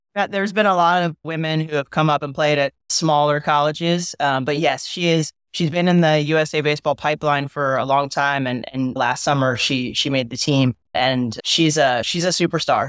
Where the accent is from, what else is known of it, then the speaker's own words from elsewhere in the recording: San Diego, California, United States; moved away as an adult; also born or lived in North Carolina; I grew up in Southern California, played on the boys' baseball team in high school for La Jolla High